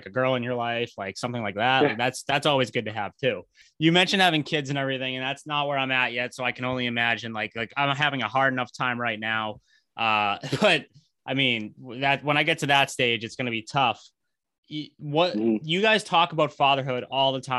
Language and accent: English; right outside of Boston, Massachusetts, United States; I'm from like right outside of Boston